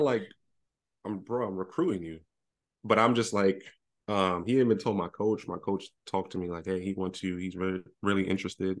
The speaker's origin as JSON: {"language": "English", "town": "New York City", "region": "New York", "country": "United States", "moved": "yes", "said": "I'm from Brooklyn."}